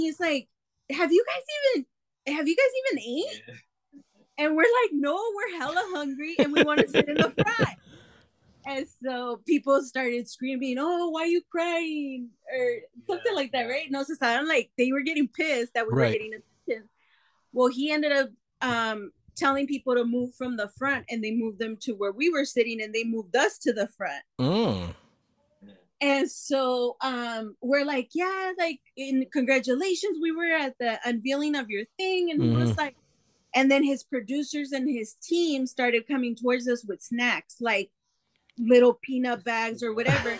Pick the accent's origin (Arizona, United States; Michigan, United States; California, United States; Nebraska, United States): California, United States; San Diego; we're from San Diego